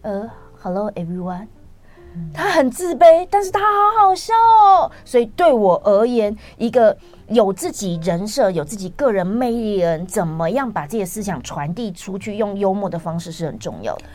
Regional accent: Taiwan; 但我们台湾的小孩不是

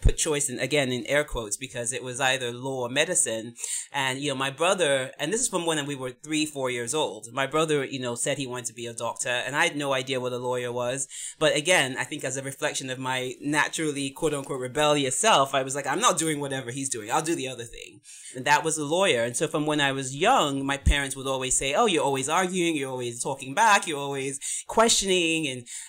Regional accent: England, United Kingdom; born there; also born or lived in United States; So I was born in England. My parents are from Nigeria, but I also schooled in the US as well.

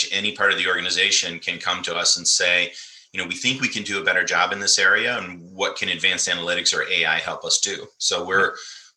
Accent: Michigan, United States; I grew up in Michigan in the Midwest here in the United States, and it's mostly farming country.

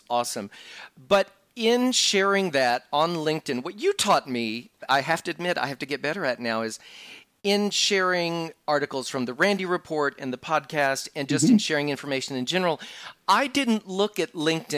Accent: Texas, United States; I grew up in Texas

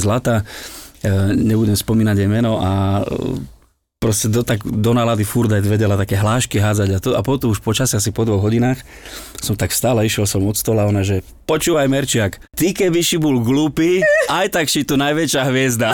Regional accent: eastern Slovakia, Slovakia; also born or lived in Záhorská Bystrica, Bratislava; now in Bratislava, Slovakia; u nás na východe

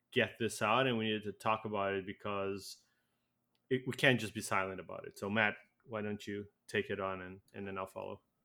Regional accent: Brazil; now in Canada; I came from Brazil

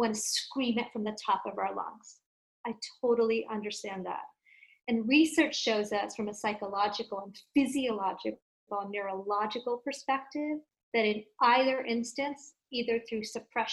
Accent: India; I come from India and I was raised as Hindu

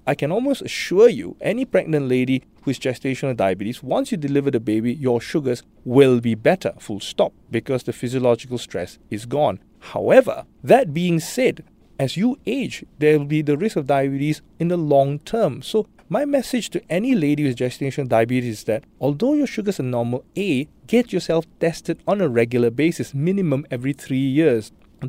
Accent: Singapore; Unfortunately, I think that being Singaporean is a risk factor for gestational diabetes already.

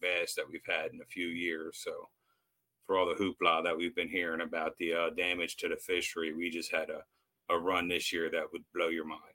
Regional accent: United States; I grew up on the Eastern Shore here, so I've fished and crabbed my whole life.

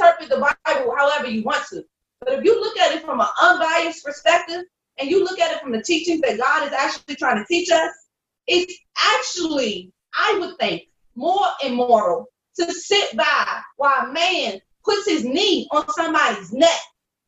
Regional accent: South Carolina, United States; We got a saying in my family, don't take the gun off the shelf unless you plan to use it. Because we're from South Carolina.

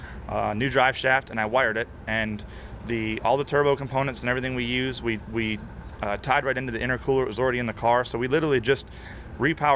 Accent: Florida, United States; I'm from Florida

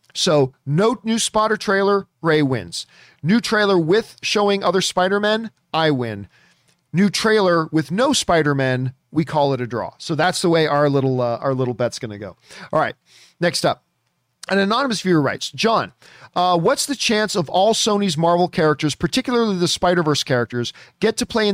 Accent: Canada; I am not a Mighty Ducks guy, which you think I would be being Canadian and everything about my DNA is hockey.

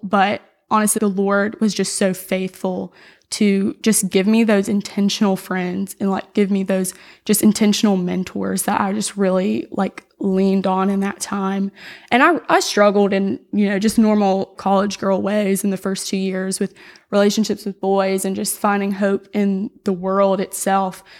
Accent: Florida Panhandle, United States; I was raised in Knoxville, Florida, in the Panhandle

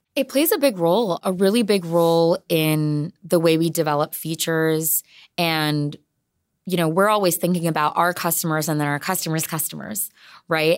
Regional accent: San Jose, California, United States; I am born and raised in San Jose

